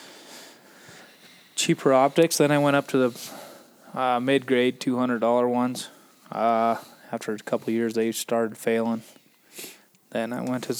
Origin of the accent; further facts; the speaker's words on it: Montana, United States; I'm from Montana